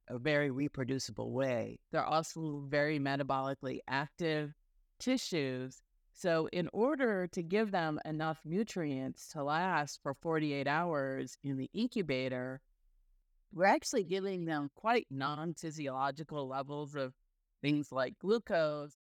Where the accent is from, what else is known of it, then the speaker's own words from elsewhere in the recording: rural Illinois, United States; also born or lived in Cairo, Egypt; I was born in Cairo, Egypt, but moved to the United States when I was really young and grew up in rural Illinois.